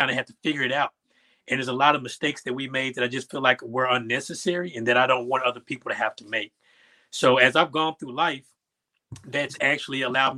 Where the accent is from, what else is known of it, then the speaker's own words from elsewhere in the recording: Little Rock, Arkansas, United States; I was born in 86, so that era was a heavy crack epidemic era. So Little Rock was a rough and tumble place to grow up in.